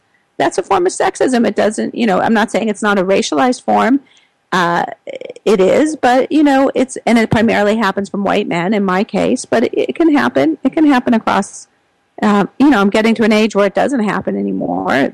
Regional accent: New York City, New York, United States; I grew up in New York and in Brooklyn.

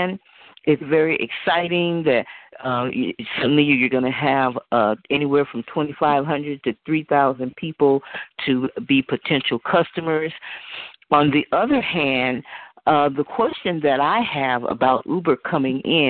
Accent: Oakland, California, United States; I was born and raised here in Oakland

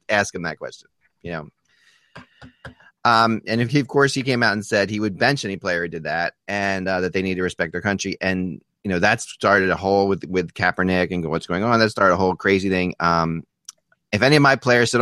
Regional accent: Philadelphia, Pennsylvania, United States; I grew up in Philadelphia

